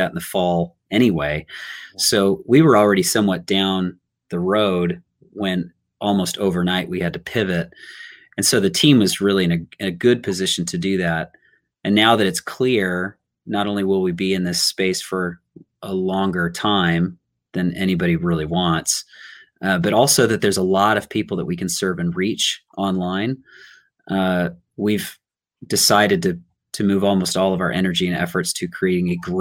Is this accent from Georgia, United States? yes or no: no; Riverside, California, United States; moved away as an adult; also born or lived in Long Beach, California; now in Los Angeles, United States; And then I was raised in Riverside.